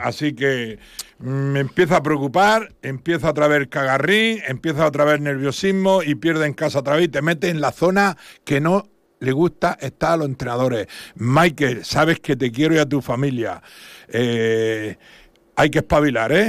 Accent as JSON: {"language": "Spanish", "town": "Santa Eulària des Riu", "region": "Balearic Islands", "country": "Spain", "said": "Santulalia, que es mi pueblo"}